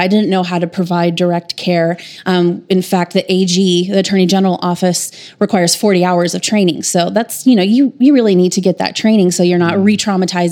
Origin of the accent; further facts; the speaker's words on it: Des Moines, Iowa, United States; moved away as an adult; now in Tulsa, United States; I'm from Des Moines, Iowa, and I moved to Tulsa in 2008 to go to TU Law School.